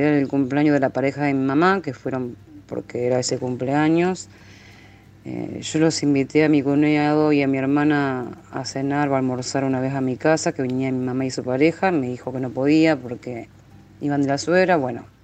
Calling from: Rosario, Santa Fe, Argentina; de Argentina, Rosario.

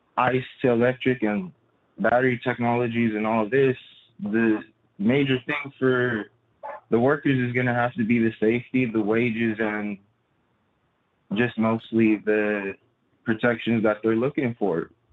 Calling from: Southern Nevada, United States; I'm calling from Southern Nevada

